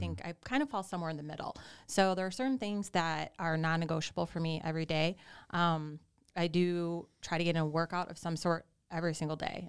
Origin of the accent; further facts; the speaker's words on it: suburbs of Chicago, Illinois, United States; moved away as an adult; now in Naples, United States; I'm originally from Illinois. I grew up in the suburbs of Chicago